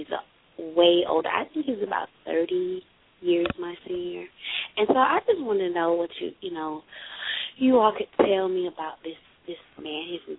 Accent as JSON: {"language": "English", "region": "Central Florida", "country": "United States", "said": "Central Florida."}